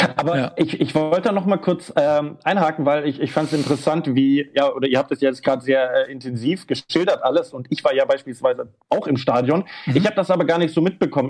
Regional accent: Germany; als Deutscher

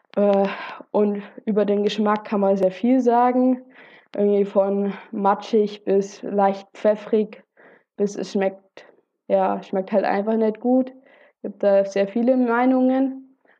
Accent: Germany; bei uns in Deutschland

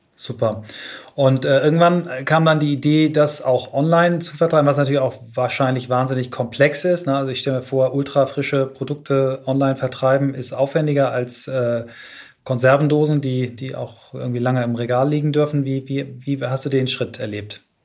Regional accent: Kiel, Schleswig-Holstein, Germany; unsere Jugend beide in Kiel verbracht haben

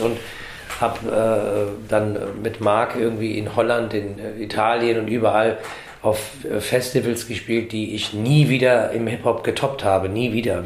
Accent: Frankfurt, Hesse, Germany; weil wir hier geboren sind und uns auch als Frankfurter sehen. Ich sehe mich absolut als Frankfurter und auch als Deutscher

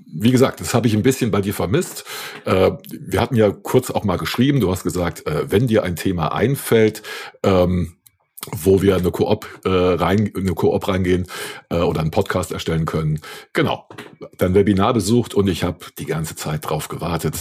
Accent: Saarland, Germany; moved away; also ich komme ja ursprünglich aus dem Saarland

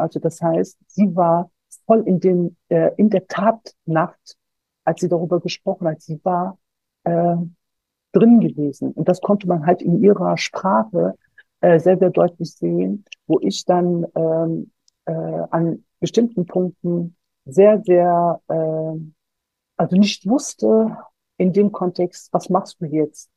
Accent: Solingen, North Rhine-Westphalia, Germany; ich bin selber Solingerin äh, ich bin gebürtige Solingerin und ich war damals 19 Jahre alt, als der Brandanschlag verübt wurde. Wir haben ein paar Kilometer entfernt von der Familie Gensch gewohnt

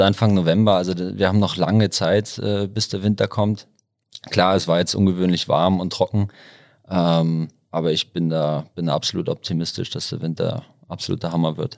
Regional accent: Hamburg, Germany; moved away as an adult; now in Innsbruck, Austria; ich komme ursprünglich aus Hamburg, aus dem hohen Norden

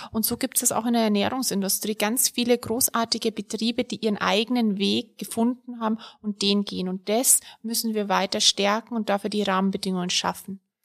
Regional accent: Bavaria, Germany; ich komme ja aus Bayern, der Freitag für mich weiterhin ein fleischloser Tag blieb. So bin ich groß geworden

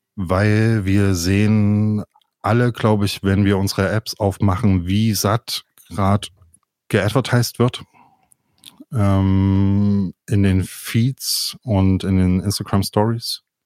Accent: Leipzig, Saxony, Germany; ich komme ja aus Leipzig

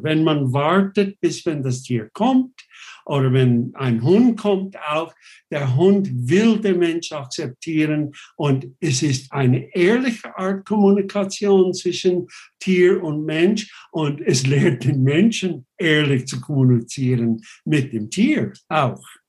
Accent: United States; German is a second language; now in Switzerland; ich bin ursprünglich Amerikaner, US-Amerikaner, ich bin das nicht mehr, ich bin nur noch Schweizer

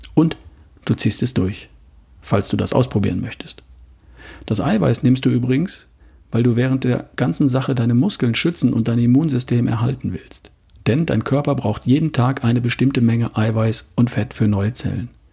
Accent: Southern Germany, Germany; hier bei uns im Süden

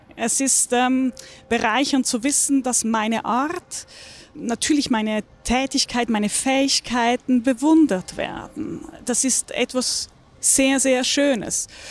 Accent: Küsnacht, Zurich, Switzerland; moved away as an adult; now in Munich, Germany; Ich bin am Zürichsee groß geworden.

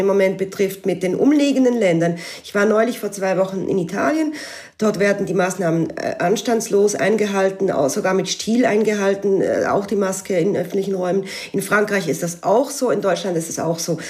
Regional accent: Switzerland; moved away as an adult; now in Alsace, France; als Schweizerin, und die allerdings seit einigen Jahren im nahen Elsass lebt

